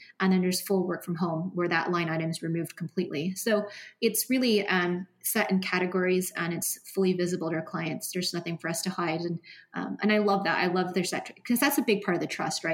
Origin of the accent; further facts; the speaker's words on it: Seattle, Washington, United States; we're from Seattle